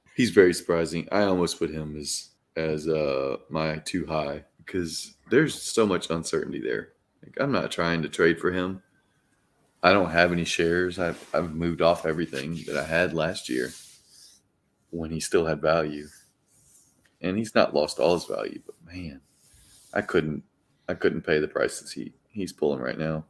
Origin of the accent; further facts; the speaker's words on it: Mississippi, United States; my home state here of Mississippi